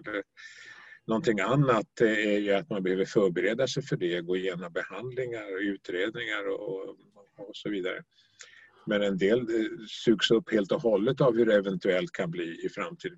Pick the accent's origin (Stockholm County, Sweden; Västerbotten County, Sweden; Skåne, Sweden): Stockholm County, Sweden; Stockholm; moved away as an adult; also born or lived in Norrbotten; now in Skåne, Sweden; är född och uppvuxen i Stockholm